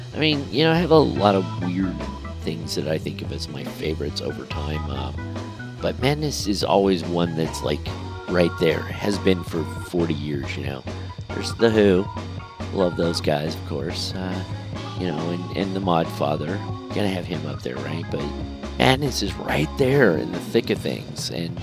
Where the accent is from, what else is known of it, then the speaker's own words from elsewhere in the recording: United States; I'm an American